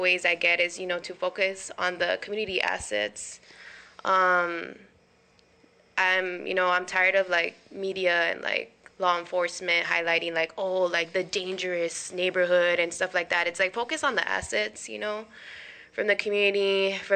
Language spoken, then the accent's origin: English; Cudahy, California, United States; I'm from Cudahy, California